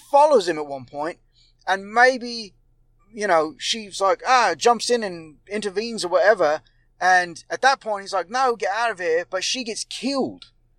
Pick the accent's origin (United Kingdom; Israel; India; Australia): United Kingdom; Actually, I'm from Britain. But I'm playing American for parts of this film.